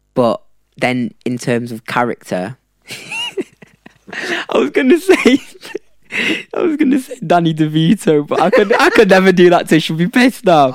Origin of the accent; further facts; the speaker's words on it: Manchester, North West England, United Kingdom; moved away as an adult; now in London, United Kingdom; I was born and raised in Manchester